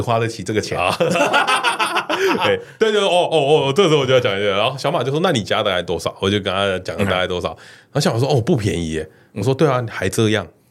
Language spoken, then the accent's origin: Chinese; Taiwan; 因为我们两个都算是台湾人